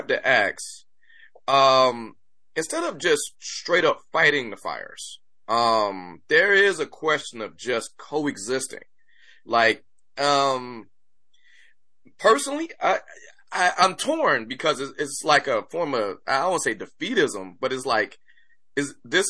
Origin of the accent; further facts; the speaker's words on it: Detroit, Michigan, United States; I'm a Midwestern. I'm from Detroit